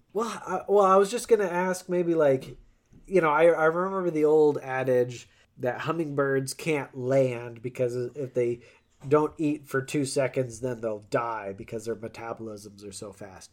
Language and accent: English; Colorado, United States; growing up in Colorado